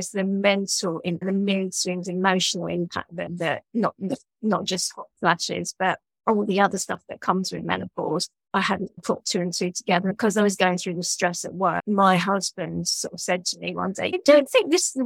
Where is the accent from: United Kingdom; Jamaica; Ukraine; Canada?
United Kingdom; London; moved away as an adult; now in Brighton, United Kingdom; I grew up in London from a Jewish family